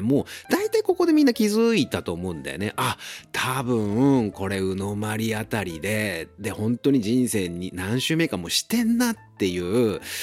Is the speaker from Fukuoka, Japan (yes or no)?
no; Ageo, Saitama, Japan; 俺も埼玉県民だし、僕は上尾っていうところの出身なんだけど